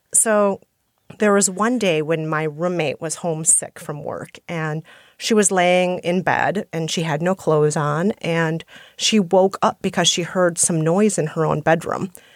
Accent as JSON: {"language": "English", "region": "Minnesota", "country": "United States", "also_born_or_lived": "India / Guatemala", "accent": "Minnesotan", "moved": "yes", "lives_now": "New York, United States", "said": "So, I think I'm mostly a New Yorker now, but some people say I still sound like a Minnesotan"}